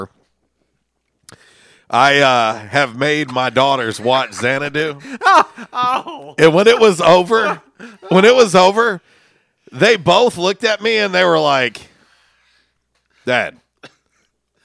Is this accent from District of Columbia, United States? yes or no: no; St. Petersburg, Florida, United States; as a young lad growing up in St. Petersburg, Florida